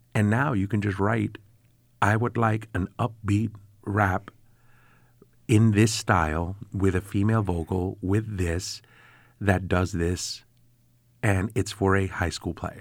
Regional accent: New York City, New York, United States; now in Syracuse, United States; I grew up in the South Bronx

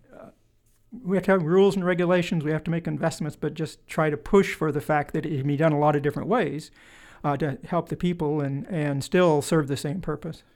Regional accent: Wallowa, Oregon, United States; also born or lived in La Grande, Oregon; now in Springfield, United States; I was born in Le Grand, but I actually lived in a little town called Wallowa

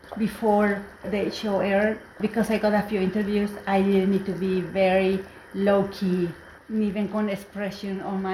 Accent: Mexico; now in United States; I'm an immigrant. I came from Mexico.

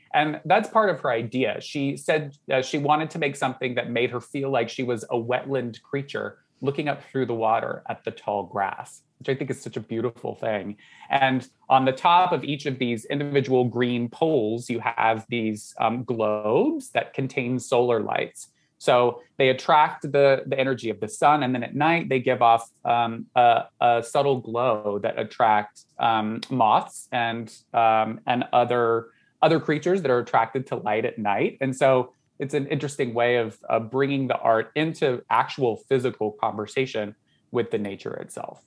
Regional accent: Southern Georgia, United States; moved away; I grew up in Southern Georgia.

